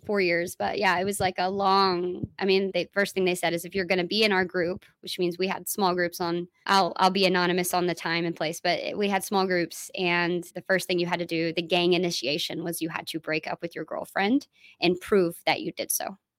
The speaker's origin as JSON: {"language": "English", "town": "Dallas", "region": "Texas", "country": "United States", "said": "I'm from Dallas"}